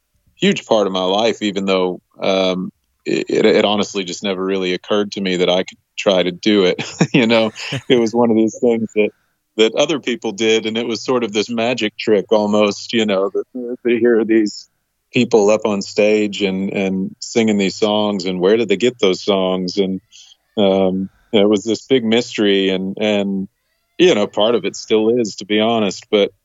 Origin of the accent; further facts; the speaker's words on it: Texas, United States; Like most kids growing up in Texas, I was always outside playing sports and running around.